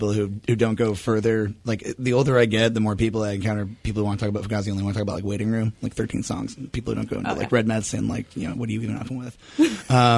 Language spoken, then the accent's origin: English; East Bay, California, United States; moved away; I'm from the East Bay originally